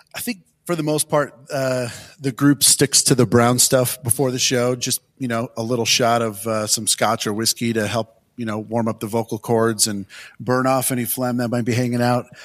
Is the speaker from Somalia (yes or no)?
no; Detroit, Michigan, United States; I'm, I'm from Detroit, so my influences were always, you know, more Motown